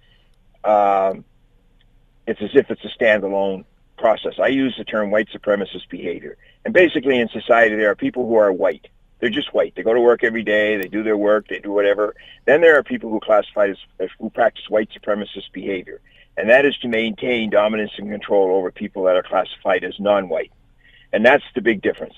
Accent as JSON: {"language": "English", "town": "Halifax", "region": "Nova Scotia", "country": "Canada", "tie": "born or raised there", "also_born_or_lived": "Newfoundland", "said": "I grew up in Halifax."}